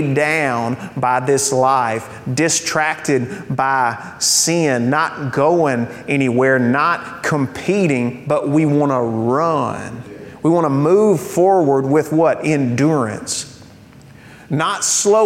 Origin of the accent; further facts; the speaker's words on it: United States; I'm a Christian who is an American